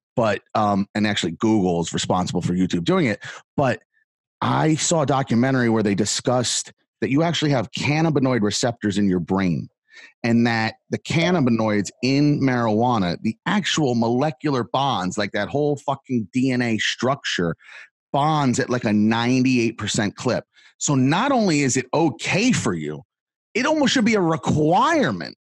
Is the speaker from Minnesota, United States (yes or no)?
no; Fort Lauderdale, Miami, South Florida, United States; moved away; also born or lived in New York City, Brooklyn / Manhattan; I was born in South Florida, Fort Lauderdale, Miami